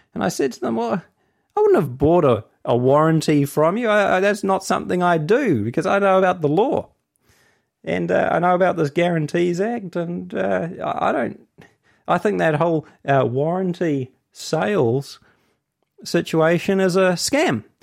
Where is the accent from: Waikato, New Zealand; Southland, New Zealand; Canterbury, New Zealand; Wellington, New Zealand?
Waikato, New Zealand; Hamilton; I'm from Hamilton.